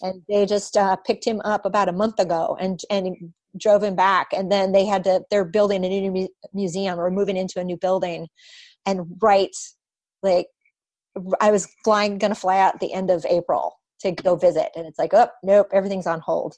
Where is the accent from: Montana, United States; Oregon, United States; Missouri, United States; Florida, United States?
Oregon, United States; Portland; now in Bay Area, United States; Portland, my hometown